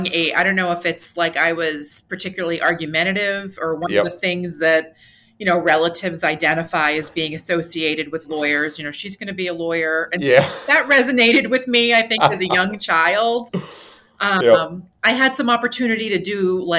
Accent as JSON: {"language": "English", "region": "New Hampshire", "country": "United States", "tie": "born or raised there", "said": "my home state of New Hampshire"}